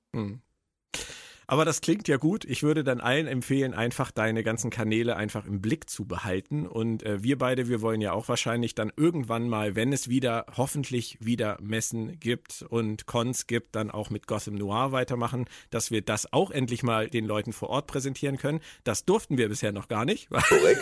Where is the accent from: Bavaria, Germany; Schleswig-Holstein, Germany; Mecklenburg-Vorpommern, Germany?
Schleswig-Holstein, Germany; hier bei uns in Schleswig-Holstein